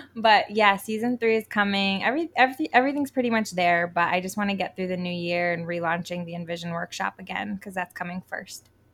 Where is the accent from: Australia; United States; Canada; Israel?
United States; Connecticut; moved away as an adult; also born or lived in New York / Colorado; now in Puerto Rico; I grew up technically in Connecticut